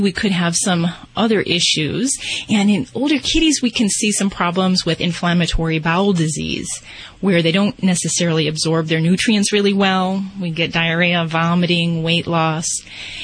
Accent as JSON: {"language": "English", "town": "Las Vegas", "region": "Nevada", "country": "United States", "said": "I'm from Vegas"}